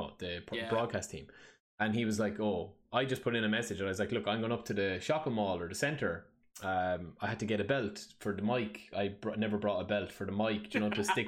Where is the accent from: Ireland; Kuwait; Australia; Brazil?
Ireland; I'm Irish